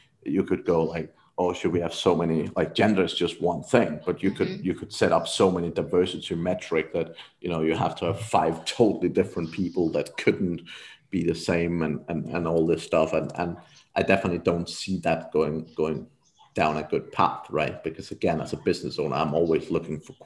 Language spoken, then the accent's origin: English; Denmark; moved away; I'm from Denmark originally myself